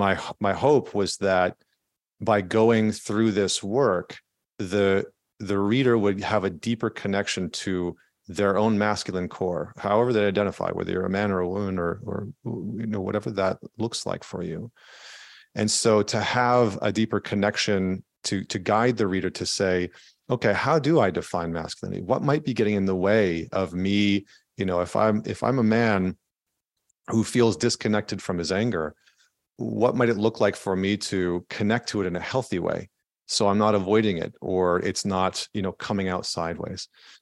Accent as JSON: {"language": "English", "region": "Alberta", "country": "Canada", "tie": "born or raised there", "said": "I grew up in just outside of Edmonton, Alberta in Canada, which is kind of like the Texas of Canada."}